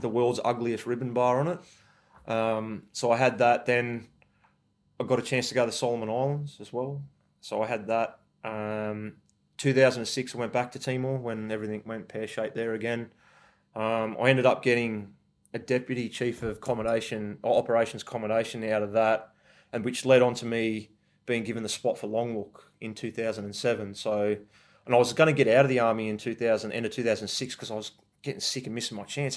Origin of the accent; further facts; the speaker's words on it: Forbes, New South Wales, Australia; I grew up in Forbes and country in New South Wales